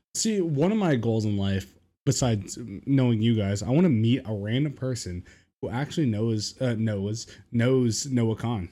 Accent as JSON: {"language": "English", "town": "Reno", "region": "Nevada", "country": "United States", "tie": "born or raised there", "moved": "yes", "said": "my hometown, Reno, Nevada"}